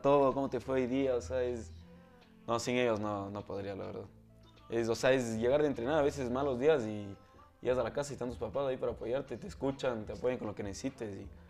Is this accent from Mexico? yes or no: no; Ecuador; also born or lived in Texas, United States; vine a vivir acá cuando tenía dos meses. Entonces me considero más ecuatoriano